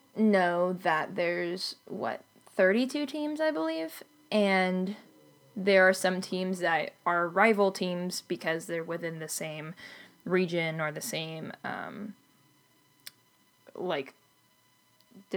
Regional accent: California, United States; I'm from California

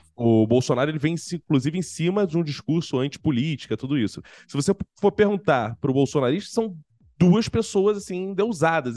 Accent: Rio de Janeiro, Brazil; accent: carioca; eu sou carioca, embora eu esteja em São Paulo nesse momento

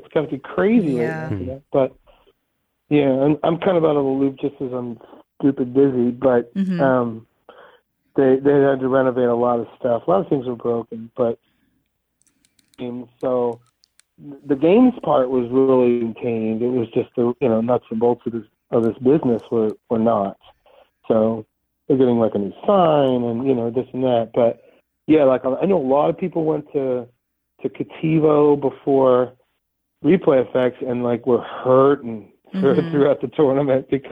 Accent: Ohio, United States; now in Pittsburgh, United States; I grew up in Ohio

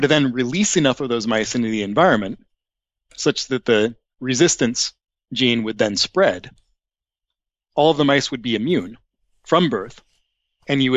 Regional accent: United States; also born or lived in Seattle, Washington / Portland, Oregon; now in Massachusetts, United States; So I'm from the West Coast. I grew up in Seattle and Portland.

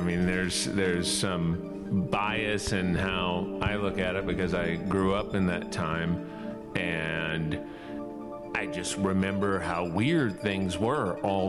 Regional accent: New Orleans, Louisiana, United States; growing up in the South. I grew up in New Orleans

